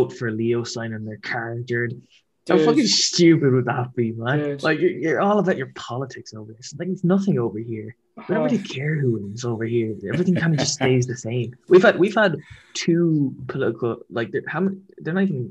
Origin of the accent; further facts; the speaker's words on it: Ireland; We're from Ireland